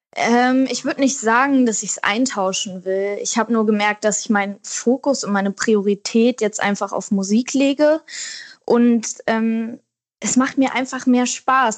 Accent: Wedel, Schleswig-Holstein, Germany; now in Berlin, Germany; meine Kindheit in Wedel war ganz toll

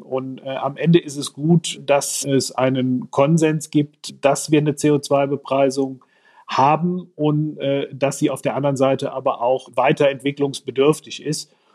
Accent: Aachen, North Rhine-Westphalia, Germany; Ich komme aus Nordrhein-Westfalen, aus Aachen

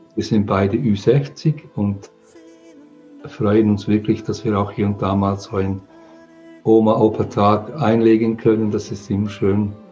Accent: England, United Kingdom; now in Switzerland; Ich komme aus England. Meine Mutter ist Engländerin. Ich bin in England geboren. Wir sind dann äh, in die Schweiz emigriert

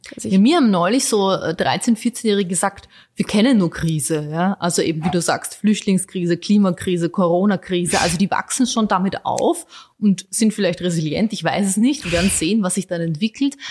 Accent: Vienna, Austria; also born or lived in Bosnia; ich sehe mich als Österreicherin, ich sehe mich vor allem als Wienerin, ich liebe diese Stadt

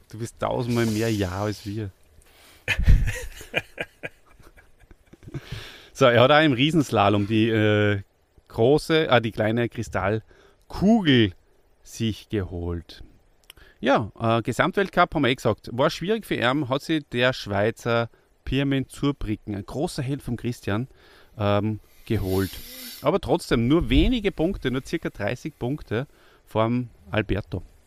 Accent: Austria; wir sind Österreicher

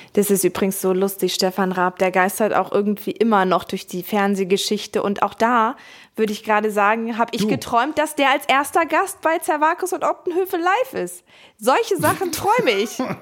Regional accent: Hamburg, Germany; Ich komme aus Hamburg

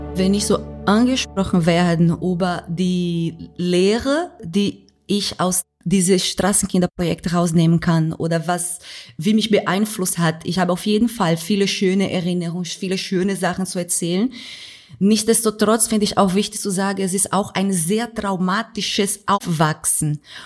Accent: Recife, Pernambuco, Brazil; German is a second language; moved away as an adult; now in Germany; in Schusslinien beziehungsweise Linha do Tiro, wo ich aufgewachsen bin, in der Favela

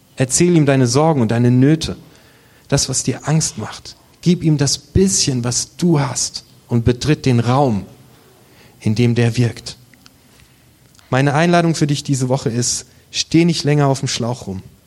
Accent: Germany; Wir sind Deutsche

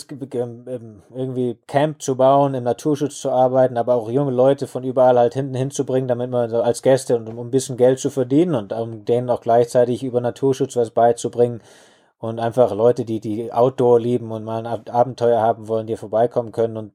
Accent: Lake Constance, Germany; now in Botswana; Ich bin am Bodensee aufgewachsen und muss schon sagen, damals schon sehr naturverbunden.

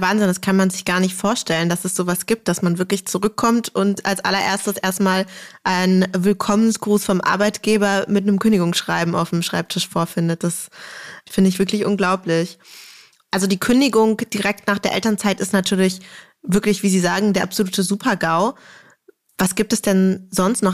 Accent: Berlin, Germany; accent: Berliner Schnauze; wir als echte Berliner natürlich mit Berliner Schnauze Vokabular quasi aufgewachsen sind

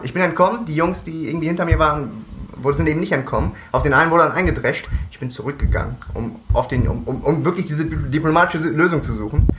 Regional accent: Cologne, North Rhine-Westphalia, Germany; Ich bin Köln-Ehrenfeld äh, aufgewachsen

